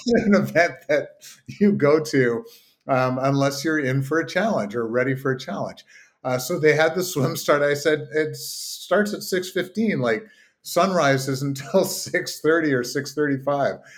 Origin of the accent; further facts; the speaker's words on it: Kingston, Ontario, Canada; my hometown of Kingston